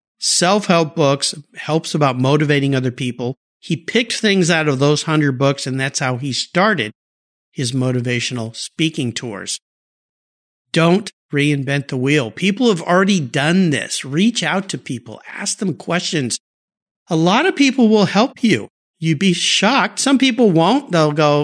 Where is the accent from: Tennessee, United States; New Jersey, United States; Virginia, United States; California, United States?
California, United States; San Diego; moved away; I grew up down there in San Diego